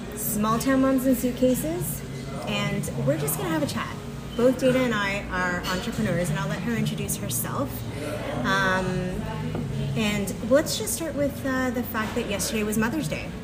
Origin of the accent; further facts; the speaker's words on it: Mississauga, Ontario, Canada; my hometown Mississauga folk